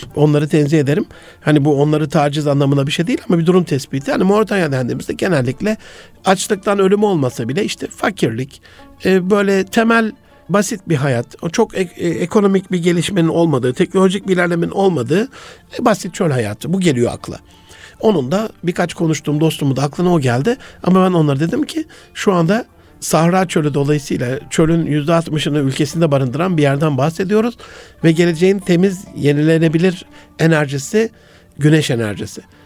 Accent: Osmaniye, Turkey; also born or lived in Gaziantep; çocukluğumda Antep'ten Osmaniye'ye taşındık yıl 74

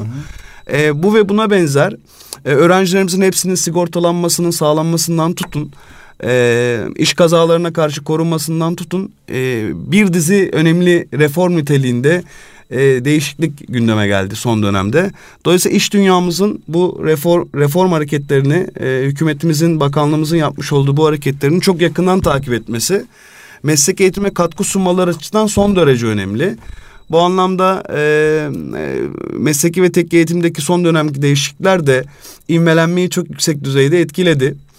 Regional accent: Istanbul, Turkey; İstanbul'da doğdum, büyüdüm.

